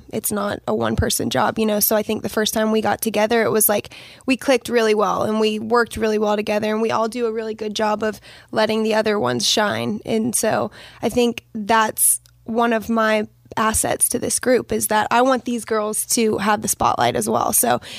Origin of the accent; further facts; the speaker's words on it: Myrtle Beach, South Carolina, United States; moved away as an adult; also born or lived in Florida; now in Nashville, United States; Yeah, so originally from Florida, but I grew up in Myrtle Beach, South Carolina.